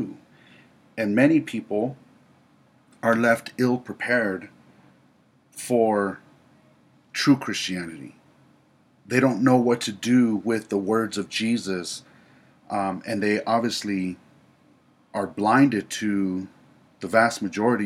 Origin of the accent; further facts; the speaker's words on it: United States; I am an American